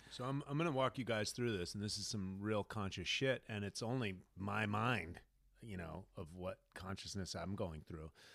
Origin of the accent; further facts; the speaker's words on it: United States; I'm an American